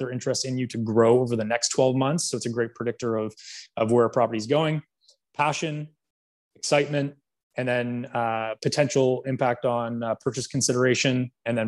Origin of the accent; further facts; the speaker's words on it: Canada; I'm from Canada